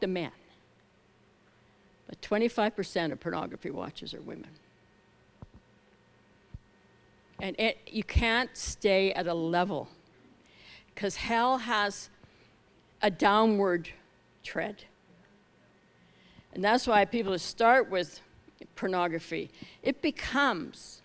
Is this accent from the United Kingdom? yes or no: yes; Scotland, United Kingdom; we're both Scottish